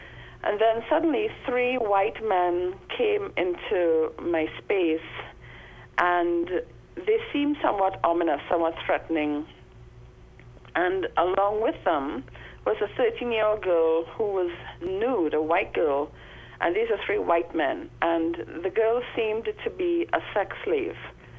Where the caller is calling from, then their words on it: Trinidad & Tobago; I'm calling from Trinidad.